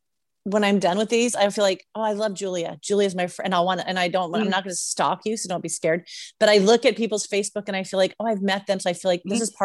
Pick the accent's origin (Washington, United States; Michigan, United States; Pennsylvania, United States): Washington, United States; Seattle; I came from Seattle. So I was used to like lush green, a lot of rain.